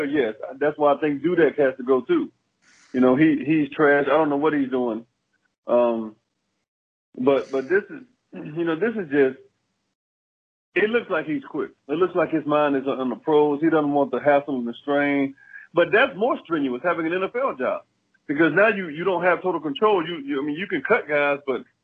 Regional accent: Alabama, United States; I'm from Alabama

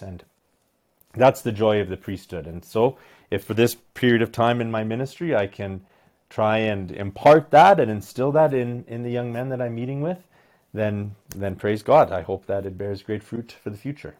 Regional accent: Medicine Hat, Alberta, Canada; I was born and raised in Medicine Hat, Alberta

